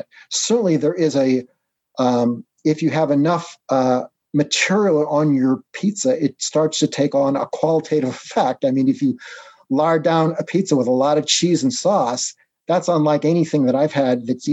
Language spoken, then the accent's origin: English; Chicago, Illinois, United States; I was born in Chicago